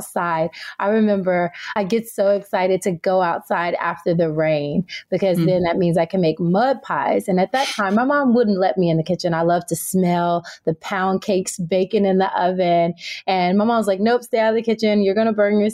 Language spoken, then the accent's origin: English; Tennessee, United States; now in California, United States; I was raised in Tennessee and I now live in California